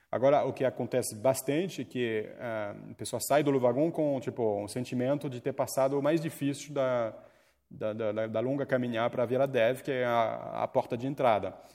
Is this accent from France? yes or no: yes; France; accent: French; Portuguese is a second language; moved away as an adult; now in Brazil; Eu estudei toda a minha vida no, na França. Eu sou francês, eu fiz faculdade lá, então cheguei no Brasil com 22 anos não sabia falar português